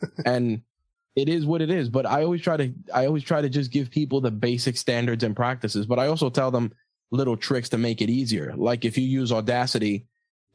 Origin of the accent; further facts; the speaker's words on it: New York, United States; I'm from New York